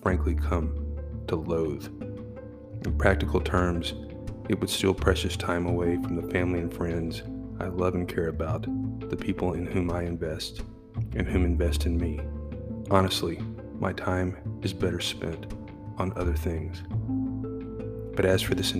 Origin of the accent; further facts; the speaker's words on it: Texas, United States; I grew up in Texas, came from a football family